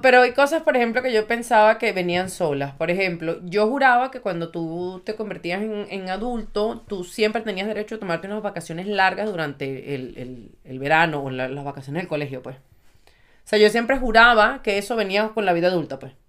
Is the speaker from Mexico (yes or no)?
no; Venezuela; moved away; somos venezolanos